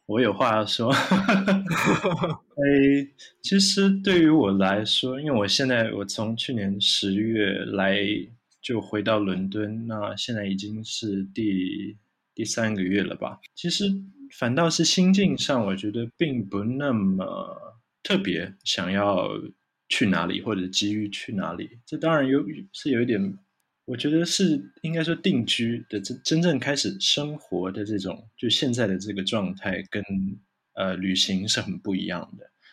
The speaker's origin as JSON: {"language": "Chinese", "country": "Taiwan", "said": "生在台湾或者长在台湾的人"}